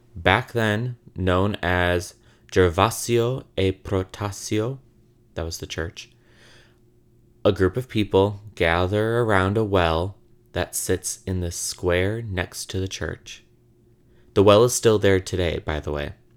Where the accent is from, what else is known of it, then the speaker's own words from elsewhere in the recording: Illinois, United States; now in Brooklyn, United States; I'm from Illinois